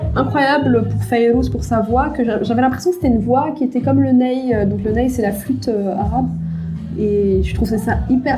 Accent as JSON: {"language": "French", "town": "Paris", "region": "Île-de-France", "country": "France", "tie": "born or raised there", "said": "je suis née en France de parents tunisiens, qui sont, où j'ai grandi dans un environnement euh, multiculturel d'une part, de mhm. par euh, le quartier où j'ai grandi à Paris"}